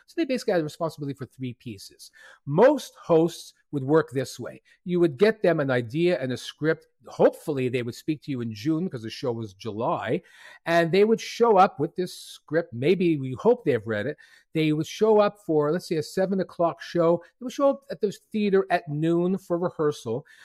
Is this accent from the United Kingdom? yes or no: no; Montreal, Quebec, Canada; C two Montreal, which is a creative gathering of thousands in my hometown